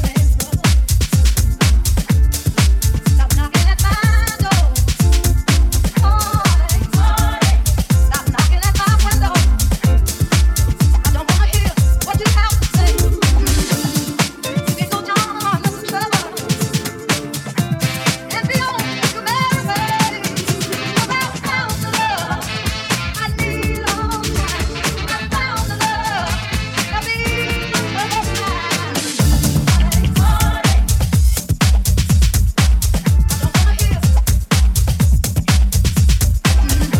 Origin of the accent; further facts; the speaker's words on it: New York, United States; my hometown, New York